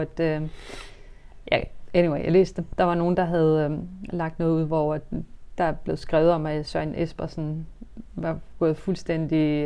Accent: Denmark; Vi er jo født i Danmark, vi er vokset op i Danmark

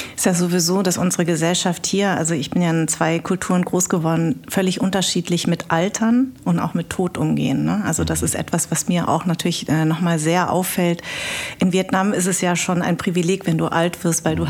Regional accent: Munich, Bavaria, Germany; now in Berlin, Germany; ich bin ja in München groß geworden

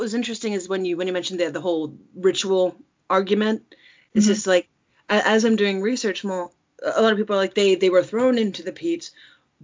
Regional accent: California, United States; I'm from California, Ireland

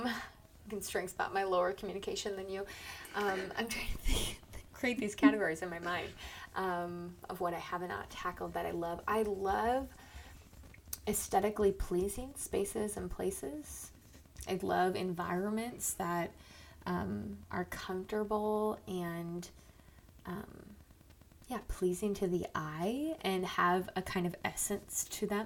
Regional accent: Owatonna, Minnesota, United States; now in Omaha, United States; I was born in Owatonna, Minnesota. I currently reside in Omaha, Nebraska.

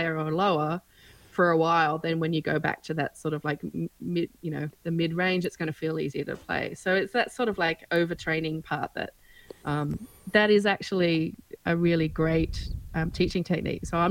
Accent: Australia; moved away as an adult; also born or lived in Melbourne; I've lived away from Australia for 17 years, I'm back here

